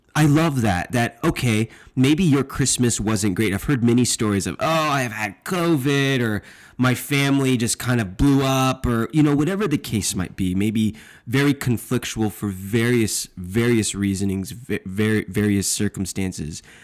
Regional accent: Texas, United States; I'm from Texas

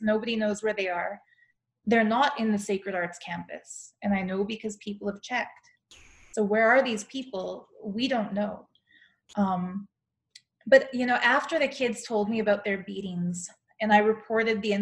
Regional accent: Calgary, Alberta, Canada; moved away; also born or lived in Toronto / India; I have to go back to my hometown to do it. So I booked myself a flight to Calgary

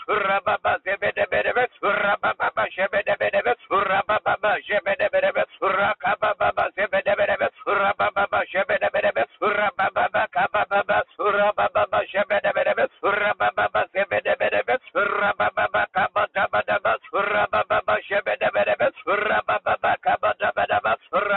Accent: Ghana; I'm a Ghanaian.

